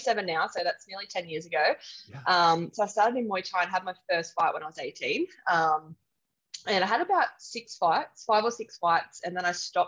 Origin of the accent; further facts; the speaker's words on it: south coast of New South Wales, Australia; also born or lived in England; I grew up on the south coast of New South Wales